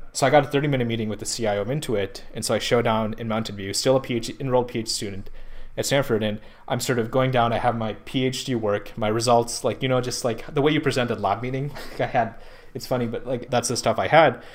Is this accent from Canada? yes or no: no; Pakistan; moved away as an adult; now in California, United States; I'm from Pakistan